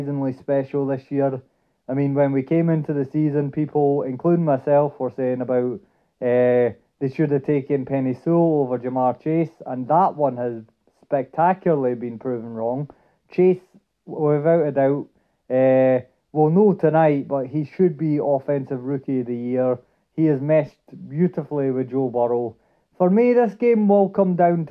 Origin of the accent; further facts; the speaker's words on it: Dundee, Scotland, United Kingdom; I'm originally from Dundee